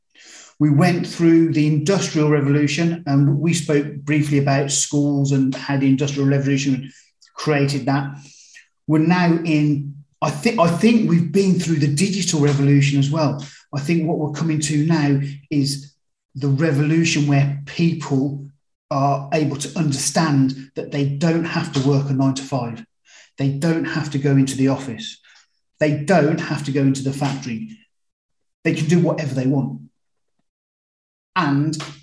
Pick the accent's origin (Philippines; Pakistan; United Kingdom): United Kingdom; Birmingham, West Midlands; I was brought up in Birmingham, UK, not Alabama